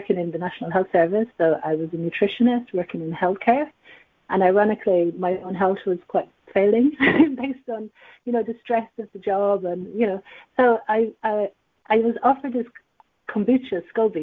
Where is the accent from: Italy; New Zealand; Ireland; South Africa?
Ireland; Dublin, Leinster; accent: Irish; also born or lived in Asia; now in London, United Kingdom; I'm from Dublin, and I've been here in the UK since 2009. And prior to living in the UK, I did live in Asia for 10 years